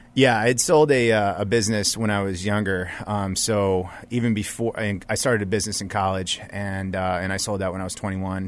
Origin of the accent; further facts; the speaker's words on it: United States; they would find out I'm American